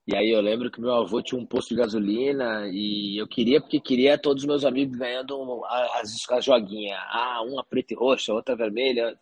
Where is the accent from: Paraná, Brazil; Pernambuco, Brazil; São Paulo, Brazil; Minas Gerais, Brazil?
São Paulo, Brazil; Paraguaçu Paulista; eu sou do, do interior de São Paulo, uhum. de Paraguaçu Paulista, uma cidade de 45 mil habitantes. Então a minha infância toda foi lá até 21 anos.